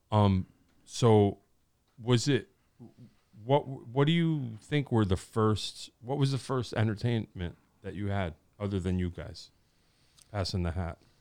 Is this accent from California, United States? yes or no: no; Wallingford, Connecticut, United States; I grew up in Wallingford